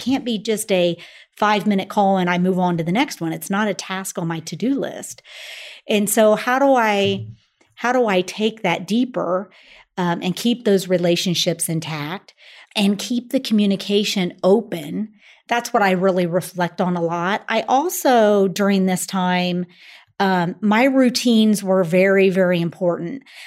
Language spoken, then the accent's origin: English; Springfield, Ohio, United States; I grew up in Springfield, Ohio